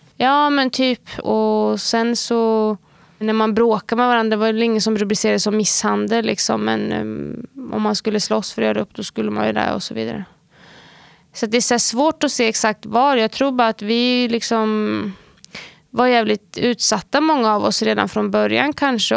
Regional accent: Sweden; området vi växte upp i var ju ett område som både hade fördelar och nackdelar

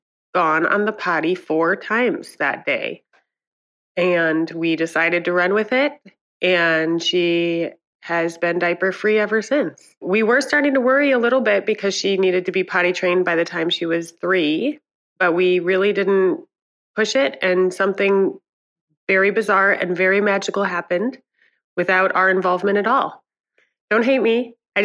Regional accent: Portland, Oregon, United States; from Portland, Oregon.

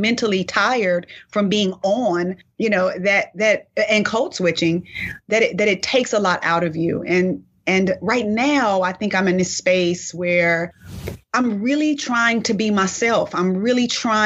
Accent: Inglewood, California, United States; accent: African-American vernacular; first language African-American Vernacular English; moved away; I'm from Inglewood, but my neighborhood was predominantly Black

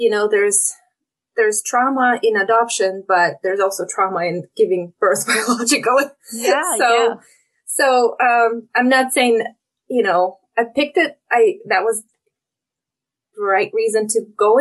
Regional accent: Russia; moved away as an adult; now in Oregon, United States; I'm originally from Russia. So I moved to the US about 20 years ago.

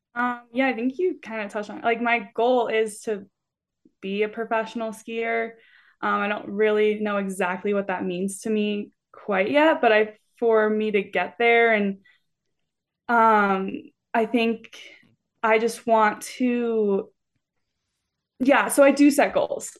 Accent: Littleton, Colorado, United States; moved away as an adult; also born or lived in Salt Lake City, Utah; now in Carbondale, United States; I am from Colorado, um, or a suburb of Denver called Littleton, so definitely not a mountain town at all, but I grew up there doing gymnastics

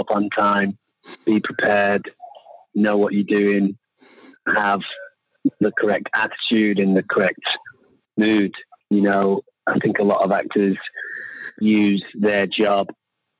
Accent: England, United Kingdom; moved away as an adult; now in Los Angeles, United States; I moved away from England to Los Angeles when I was 23 or 24, just to see what that city was like. But obviously, I identify with being English

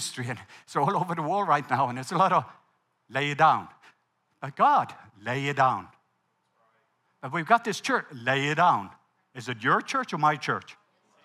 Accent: Norway; English is a second language; moved away; I'm Norwegian. English is my second language

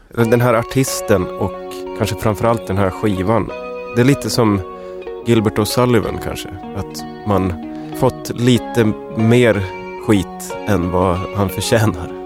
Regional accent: Luleå, Norrbotten County, Sweden; moved away; jag kommer från Luleå

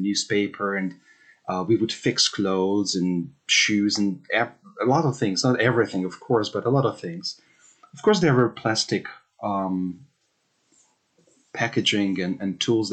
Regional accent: Hungary; moved away as an adult; also born or lived in United Kingdom; I was born and raised in Hungary

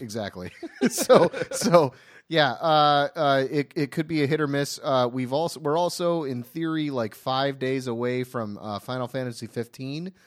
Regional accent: Ohio, United States; now in Los Angeles, United States; I have a, a, a close-knit group of friends that I all grew up with in Ohio

